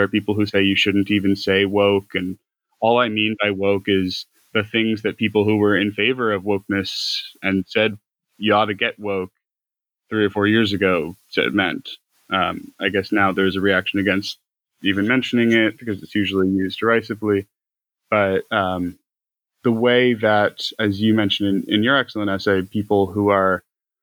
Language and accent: English; United States; also born or lived in Ireland; I went to university in Ireland, but I'm American